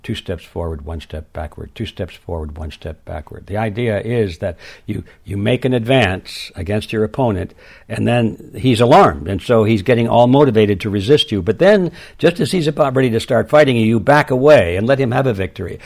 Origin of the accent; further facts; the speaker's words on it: Detroit, Michigan, United States; I was born and raised in Detroit